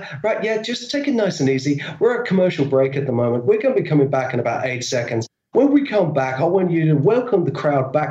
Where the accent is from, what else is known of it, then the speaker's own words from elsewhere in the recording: United Kingdom; I'm a Brit